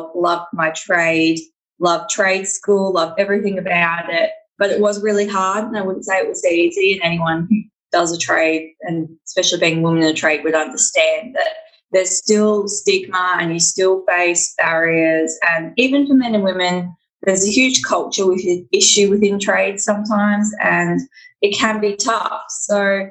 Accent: Victoria, Australia; I'm from Victoria in Australia

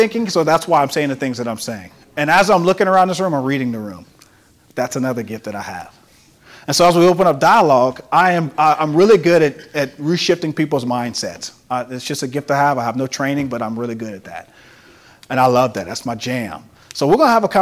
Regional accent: Carencro, Louisiana, United States; growing up in Caracro and being a shy kid

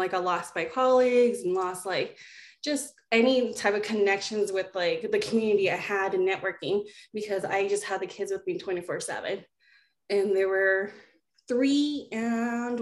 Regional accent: Boise, Idaho, United States; also born or lived in Australia / Tonga; when I was four, that's when we migrated to Idaho, and I've kind of been here and raised here in the Boise area

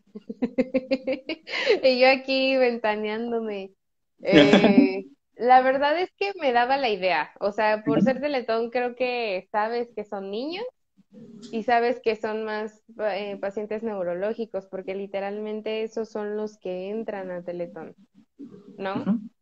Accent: State of Mexico, Mexico; soy del Estado de México

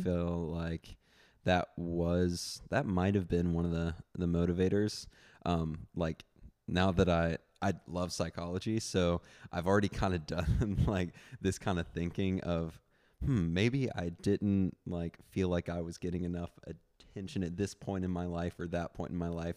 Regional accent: Memphis, Tennessee, United States; moved away as an adult; now in Austin, United States; I'm from Memphis. Um, actually just moved to Austin about four months ago

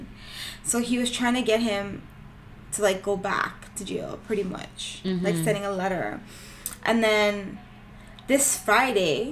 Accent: Toronto, Ontario, Canada; we're from Toronto. Like, well, the GTA

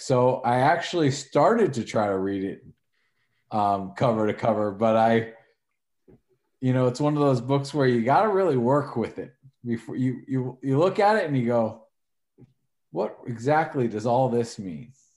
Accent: Northern New Jersey, United States; I'm from Northern Jersey

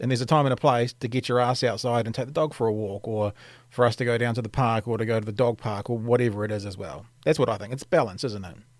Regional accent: Auckland, New Zealand; I grew up in Auckland

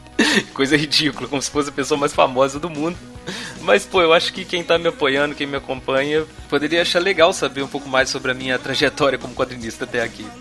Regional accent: Juiz de Fora, Minas Gerais, Brazil; Eu nasci aqui em Juiz de Fora, Minas Gerais, onde eu vivo até hoje

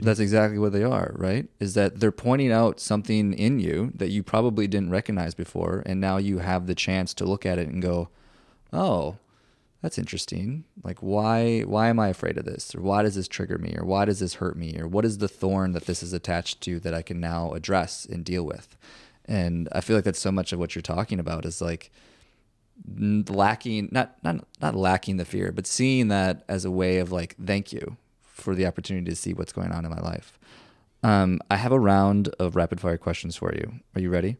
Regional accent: Minnesota, United States; now in Austin, United States; I'm originally from Minnesota.

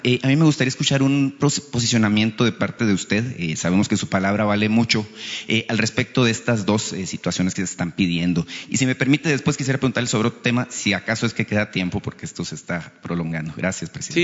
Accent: Hermosillo, Sonora, Mexico; nosotros los hermosillenses y los sonorenses

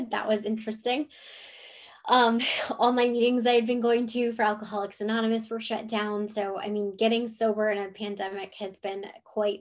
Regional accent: Cleveland, Ohio, United States; moved away as an adult; also born or lived in Jacksonville, Florida; now in Chesapeake, United States; I'm from Cleveland, Ohio. So I moved from Cleveland, Ohio to Jacksonville, Florida

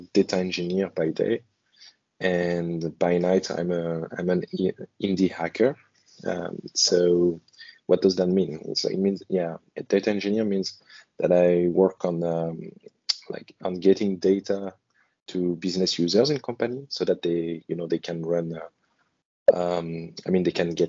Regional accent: France; now in Hong Kong; I'm in Hong Kong, and originally I come from France.

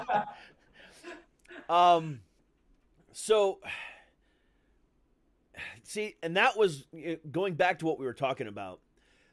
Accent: Florida, United States; I'm from Florida

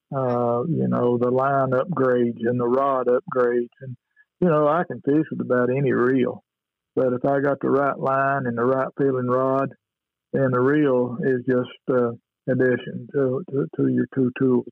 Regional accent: Danville, Kentucky, United States; my hometown here in Danville, Kentucky

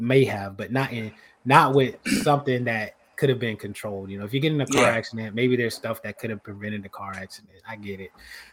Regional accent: United States; I'm from Carolina

